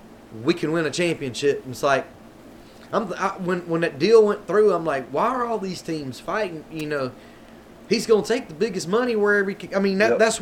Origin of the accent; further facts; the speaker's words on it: Mississippi, United States; We're from Mississippi.